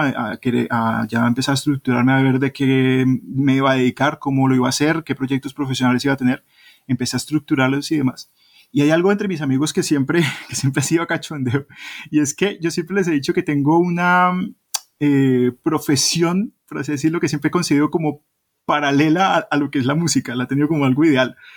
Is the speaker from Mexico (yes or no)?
no; Colombia; now in Spain; soy de Colombia, que no soy de Perú